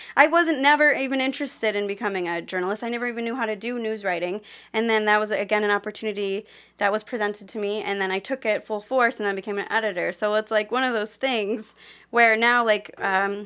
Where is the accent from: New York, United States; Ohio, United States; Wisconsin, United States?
Ohio, United States; Cleveland; moved away; also born or lived in California; I am from Cleveland, but I was living in California